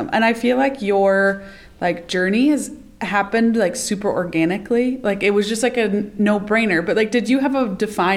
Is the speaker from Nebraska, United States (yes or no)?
yes; Norfolk, Nebraska, United States; now in Ord, United States; growing up in Norfolk